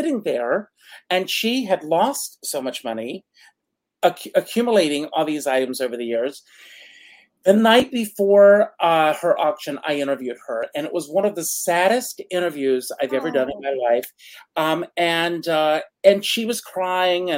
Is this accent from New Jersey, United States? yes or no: no; Conway, South Carolina, United States; in my hometown of South Carolina, in Conway, South Carolina